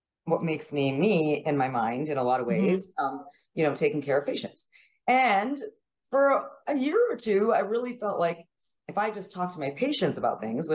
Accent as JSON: {"language": "English", "town": "Regina", "region": "Saskatchewan", "country": "Canada", "tie": "born or raised there", "also_born_or_lived": "Montreal, Quebec / Dublin, Ireland / Kentucky", "moved": "as an adult", "lives_now": "San Antonio, United States", "said": "I used to think when I grew up in Canada from 0 to 20"}